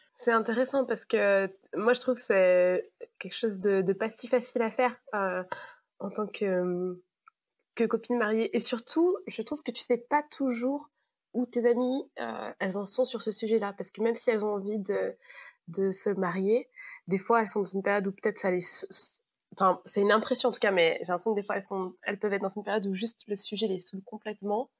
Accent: Savoie, Auvergne-Rhône-Alpes, France; now in Paris region, France; Je viens de la plus belle région du monde, je viens de Savoie, mais en ce moment, j'habite en région parisienne

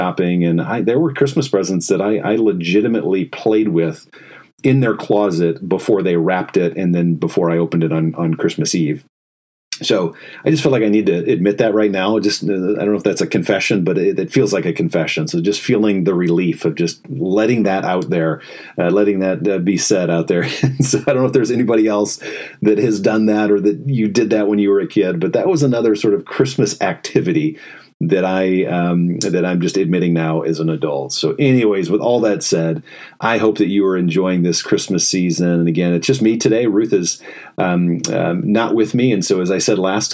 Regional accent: Fort Wayne, Indiana, United States; moved away as an adult; also born or lived in Chicago; I grew up in Fort Wayne, Indiana, and so that's where I was born and raised

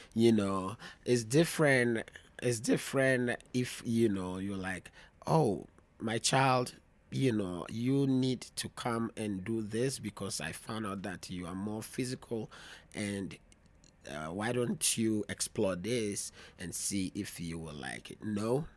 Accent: Volta, Ghana; moved away; also born or lived in Greater Accra, Ghana / Europe / United States; by region, I'm from the Volta region. I grew up in Volta region before coming to the, um, to the city of Greater Accra.

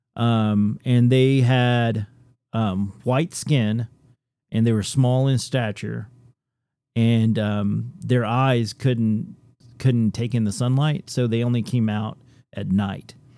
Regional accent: Tennessee, United States; I was born and raised in Tennessee

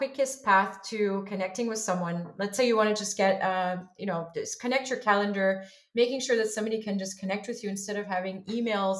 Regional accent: Montreal, Quebec, Canada; I'm originally from Montreal, Canada

